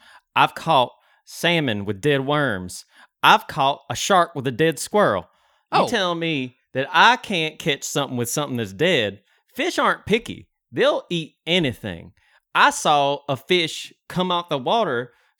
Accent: Jackson, Ohio, United States; I'm from Jackson, Ohio. We got a plot of land, and I got some bamboo trees.

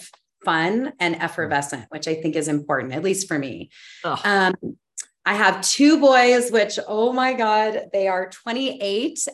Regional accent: New Mexico, United States; moved away; I'm from New Mexico, which is also really a deep part of, it's my soul place. My family's been there for hundreds of years

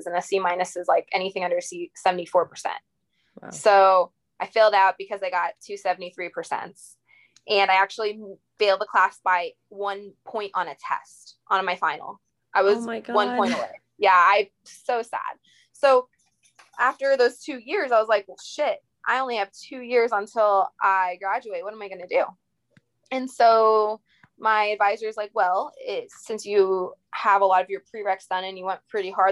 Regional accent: Indiana, United States; moved away as an adult; also born or lived in Long Island, New York; now in Tampa, United States; I'm originally from Long Island, New York, lived in Indiana, grew up there since I was 5

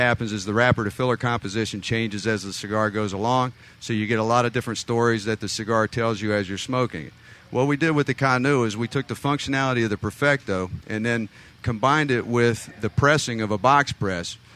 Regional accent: Southeast United States, United States; Southeast United States. I know that nobody out there can tell by my accent.

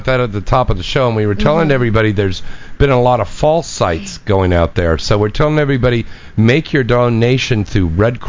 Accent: San Jose, California, United States; Santa Clara, San Jose.

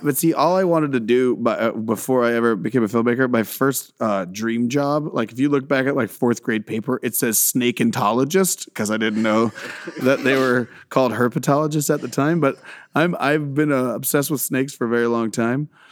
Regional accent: Central Florida, United States; swampy redneck kind of South, um, that I grew up in.

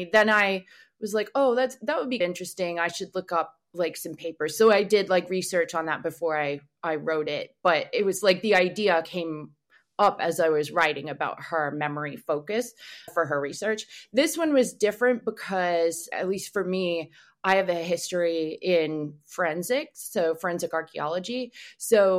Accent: Canada; I'm Canadian, we have CSIS.

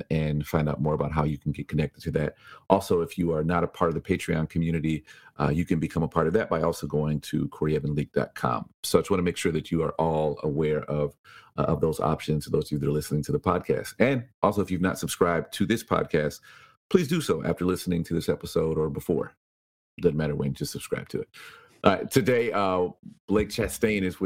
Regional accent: Chicago, Illinois, United States; I was born in Chicago

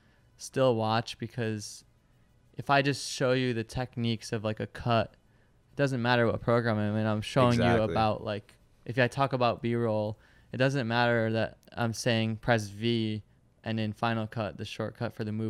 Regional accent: Michigan, United States; born there; I was born in Michigan.

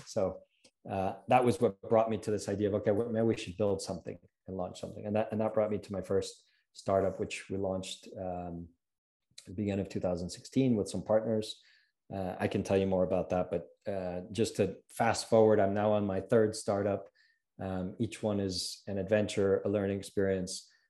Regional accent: Ohio, United States; moved away as an adult; also born or lived in New York / New England; now in Mexico City, Mexico; I'm American, uh, born in New York, raised in Ohio

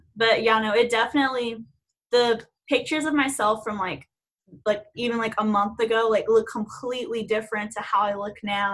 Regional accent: Houston, Texas, United States; I'm from Houston and I am a senior at A&M

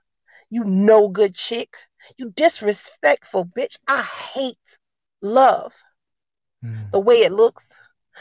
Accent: Allendale, South Carolina, United States; I am from Allendale, South Carolina, small town in the middle of nowhere

